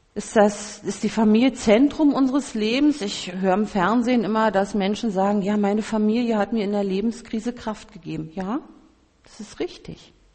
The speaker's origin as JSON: {"language": "German", "region": "Berlin", "country": "Germany", "said": "ich als Berlinerin"}